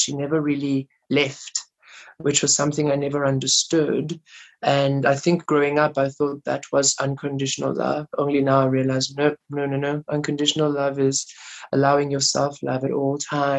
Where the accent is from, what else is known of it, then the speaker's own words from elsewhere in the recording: Rustenburg, North West, South Africa; growing up in Rustenburg, being gay